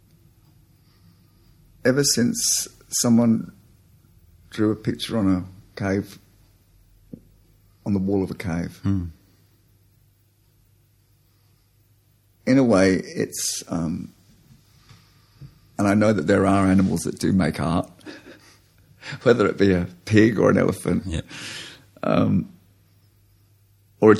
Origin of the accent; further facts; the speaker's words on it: United Kingdom; now in Australia; I'm an Australian, but I am an immigrant Australian, and a large part of that kind of British is still in me